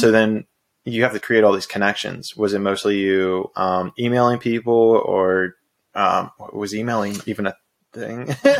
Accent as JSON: {"language": "English", "town": "Pittsburgh", "region": "Pennsylvania", "country": "United States", "said": "I'm from Pittsburgh."}